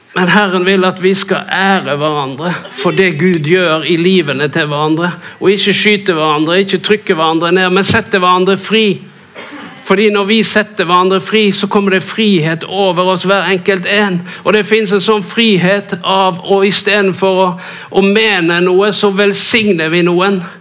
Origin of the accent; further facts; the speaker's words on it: Norway